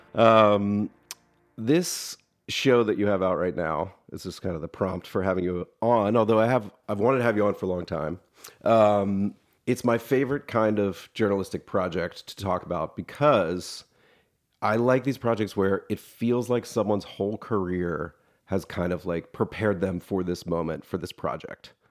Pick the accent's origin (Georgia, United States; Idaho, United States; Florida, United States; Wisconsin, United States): Georgia, United States; Atlanta; I'm also from Atlanta